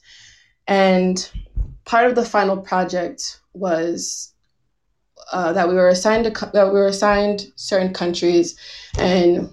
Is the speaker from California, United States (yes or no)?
no; New Jersey, United States; moved away as an adult; now in Taiwan; I'm from the US. I grew up in New Jersey. I've lived there for nearly all of my life